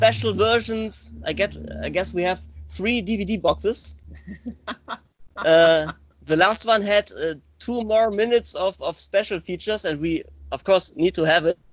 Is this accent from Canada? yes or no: no; Mönchengladbach, North Rhine-Westphalia, Germany; English is a second language; From a small town in western Germany